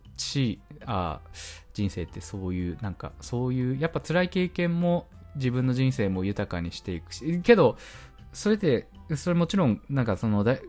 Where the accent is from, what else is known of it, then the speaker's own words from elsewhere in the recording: Hachioji, Tokyo, Japan; 私は一応、まあ、ここ八王子なんで、田舎っちゃ田舎なんですけど、東京で